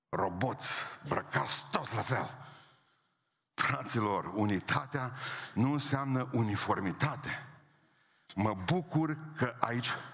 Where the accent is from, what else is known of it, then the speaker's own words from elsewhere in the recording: Oradea, Bihor County, Romania; sunt din Oradea.